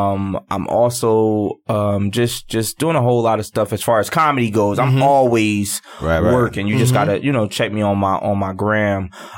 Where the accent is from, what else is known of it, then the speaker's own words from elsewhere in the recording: Newark, New Jersey, United States; I'm born and raised in Newark, New Jersey.